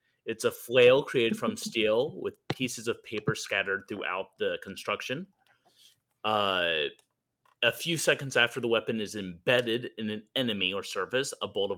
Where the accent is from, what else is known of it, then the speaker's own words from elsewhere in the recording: Texas, United States; As a Texan and everything that that entails